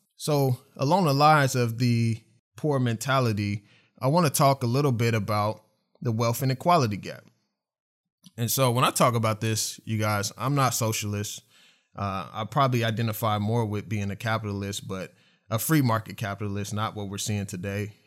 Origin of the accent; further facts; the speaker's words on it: Oklahoma City, Oklahoma, United States; I grew up in Oklahoma City, I grew up on the east side